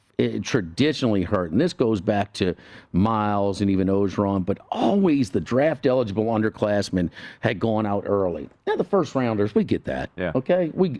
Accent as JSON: {"language": "English", "town": "New Orleans", "region": "Louisiana", "country": "United States", "tie": "born or raised there", "lives_now": "Baton Rouge, United States", "said": "I grew up in New Orleans and I live in Baton Rouge. I've been in South Louisiana my whole life"}